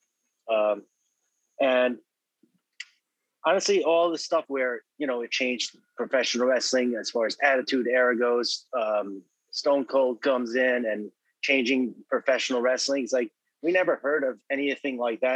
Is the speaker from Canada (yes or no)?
no; Babylon, New York, United States; we're both from Long Island, New York, Babylon to be specific